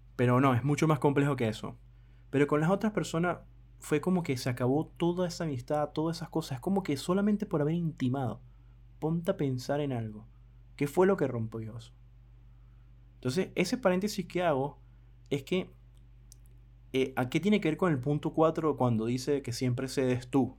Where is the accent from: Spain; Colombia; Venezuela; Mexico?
Venezuela; mi país Venezuela